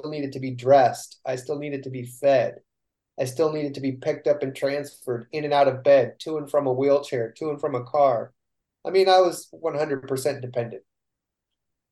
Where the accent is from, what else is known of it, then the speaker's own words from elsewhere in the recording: Northern California, United States; we come from Northern Cal.